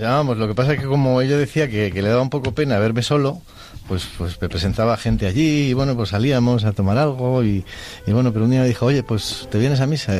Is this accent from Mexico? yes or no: no; Madrid, Community of Madrid, Spain; now in Segovia, Spain; nacido en Madrid, pero vivo con mi mujer Elena en, Segovia